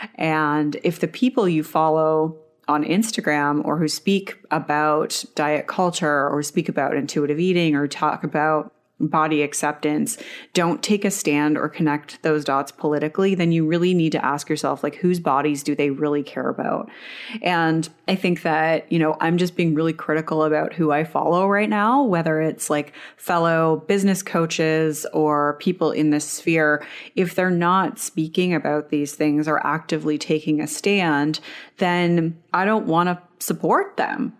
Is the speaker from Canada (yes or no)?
yes; Canada; I'm Canadian, but I'm an hour away from the border